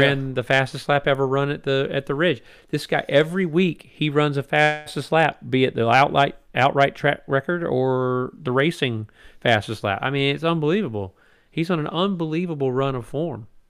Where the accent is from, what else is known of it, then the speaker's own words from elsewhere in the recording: United States; as Americans, as American fans